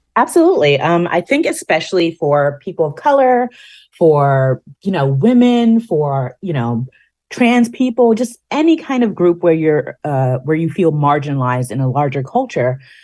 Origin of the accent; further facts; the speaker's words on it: New York, United States; being a New Yorker